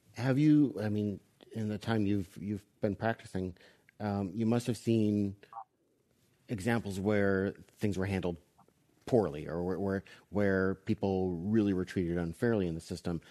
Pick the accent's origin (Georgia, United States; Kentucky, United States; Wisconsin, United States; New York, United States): Wisconsin, United States; moved away; my home state where I grew up was Wisconsin